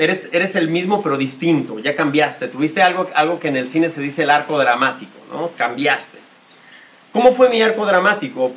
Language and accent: Spanish; Mexico City, Mexico; born or raised there; moved away as an adult; also born or lived in United States / Spain